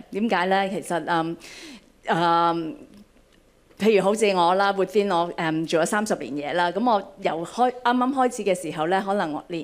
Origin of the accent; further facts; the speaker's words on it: Hong Kong; I was born and raised here in Hong Kong.